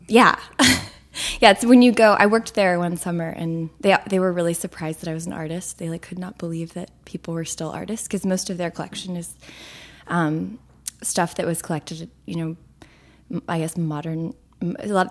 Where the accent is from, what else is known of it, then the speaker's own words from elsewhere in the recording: Houston, Texas, United States; moved away as an adult; now in Brooklyn, United States; I grew up in Houston, which is not like what you imagine Texas is like